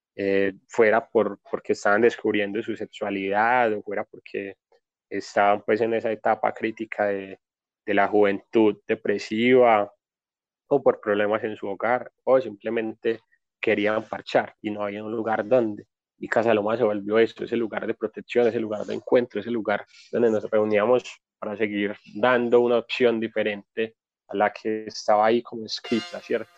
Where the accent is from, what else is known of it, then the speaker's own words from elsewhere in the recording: Medellín, Antioquia, Colombia; Nací acá en Medellín, soy de la vereda La Loma